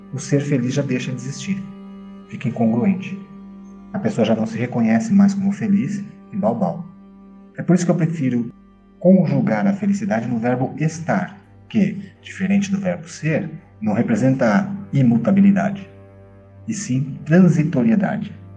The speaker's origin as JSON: {"language": "Portuguese", "country": "Brazil", "said": "Eu sou brasileiro. Eu sou filho. Eu sou pai"}